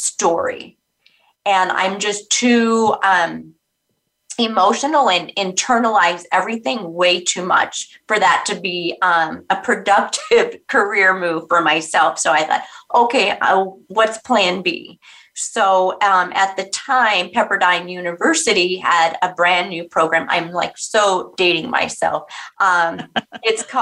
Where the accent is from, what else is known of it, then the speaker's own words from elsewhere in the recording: Orange County, California, United States; I'm actually a California girl. I grew up in Orange County